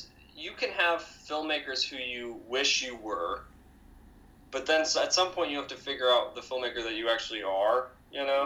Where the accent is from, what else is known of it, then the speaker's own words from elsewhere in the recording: outside of Boston, Massachusetts, United States; moved away; we grew up outside of Boston